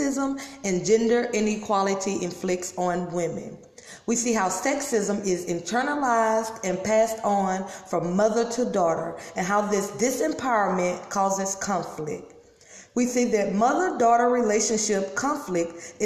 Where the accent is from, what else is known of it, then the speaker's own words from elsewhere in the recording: Louisiana, United States; I'm from Louisiana